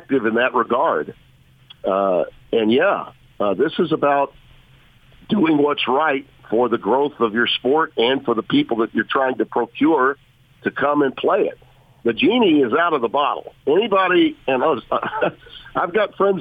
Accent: Shreveport, Louisiana, United States; also born or lived in Connecticut / Baton Rouge / New Orleans; I've lived in Louisiana all but 4 years of my life when I was in Connecticut working at ESPN in the late 80s. I lived somewhere else. But the rest of my life, I've either been in my hometown, which is Shreveport.

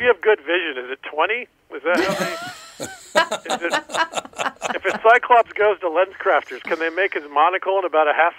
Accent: Atlanta, Georgia, United States; also born or lived in Florida; Yeah, mostly Atlanta. I was born in Florida, but mostly suburban Atlanta.

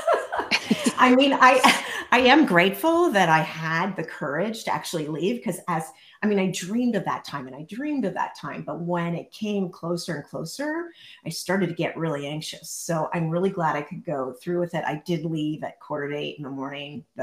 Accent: central Pennsylvania, United States; now in Montana, United States; I'm originally from a teeny tiny town in the center of Pennsylvania

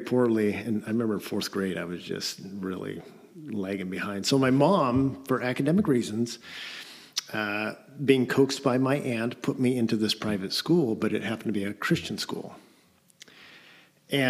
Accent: Eatonville, Washington, United States; also born or lived in Russia; Grew up in Eatonville.

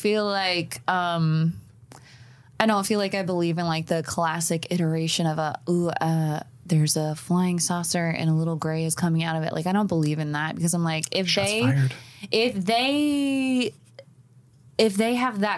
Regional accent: Appalachia, United States; I am an Appalachian

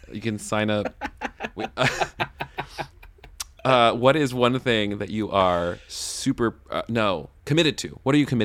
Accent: the South, United States; Growing up in the South, like you know, we didn't have deserts. We didn't know nothing about that.

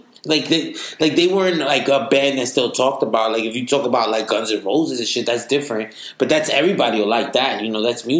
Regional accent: New York City, New York, United States; we grew up in the Upper East Side with all white people

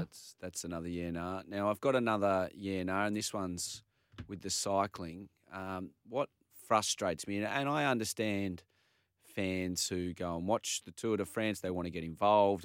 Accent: Manly, New South Wales, Australia; I come from Manly.

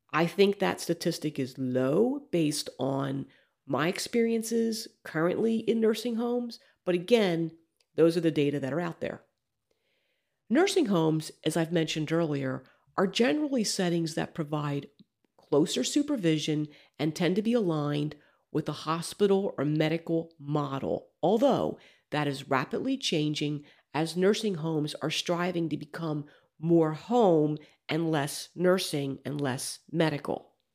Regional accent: Alabama, United States; my home state of Alabama

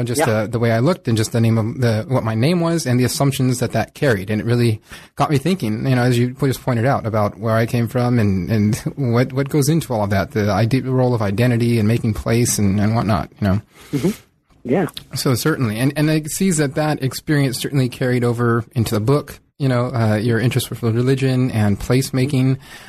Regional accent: California, United States; also born or lived in Mountain West; I remember I grew up in Southern California as well. And it wasn't until I left Southern California for a few years.

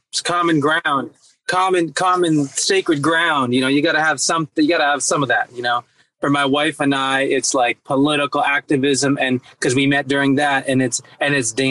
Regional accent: East Coast, United States; also born or lived in Berkeley, United States; Yeah, I grew up on the East Coast too. My dad's in Rhode Island, and I was on the East Coast. My mom is in is in the Bay Area in Berkeley.

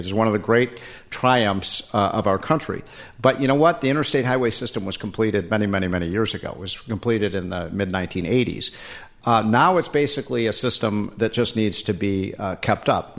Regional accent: Illinois, United States; moved away; also born or lived in Washington, D.C. / Virginia; In Illinois, my home state

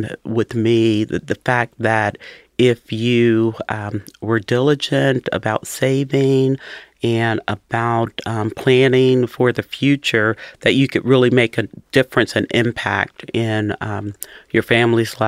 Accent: Cincinnati, Ohio, United States; I was born and raised in Cincinnati. I've been here my entire life, and from the west side of town

